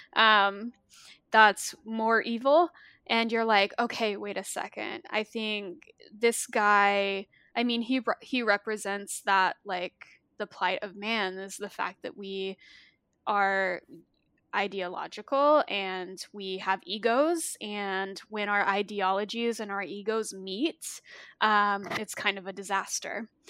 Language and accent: English; Arkansas, United States; I grew up in the Bible Belt, um, I'm from Arkansas, and I grew up in a very conservative Christian town